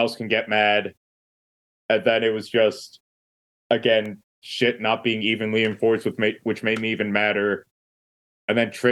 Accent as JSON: {"language": "English", "region": "Pennsylvania", "country": "United States", "said": "I'm not from Utah. I'm from Pennsylvania."}